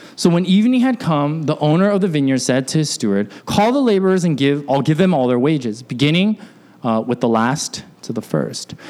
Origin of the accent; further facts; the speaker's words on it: Alaska, United States; when I was growing up in Alaska